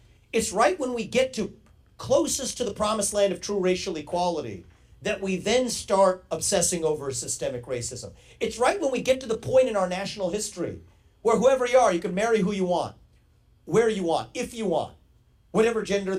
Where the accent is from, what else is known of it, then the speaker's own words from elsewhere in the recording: Ohio, United States; I grew up in Ohio in the 1990s